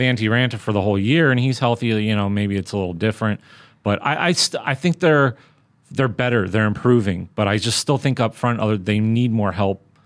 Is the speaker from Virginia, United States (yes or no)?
no; Southern California, United States; Growing up in Southern California